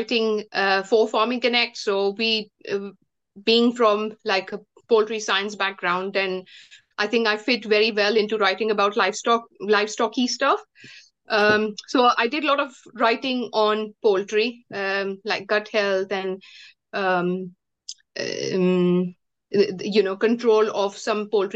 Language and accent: English; India; moved away as an adult; I come from India, and I came to this country in 2007.